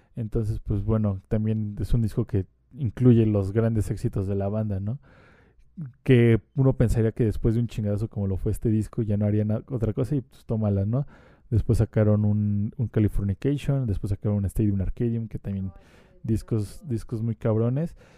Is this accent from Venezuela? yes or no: no; Mexico; como mexicano y como latinoamericano